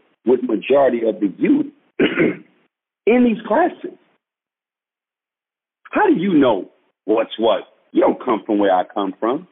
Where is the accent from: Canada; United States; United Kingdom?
United States; New York; moved away; growing up in New York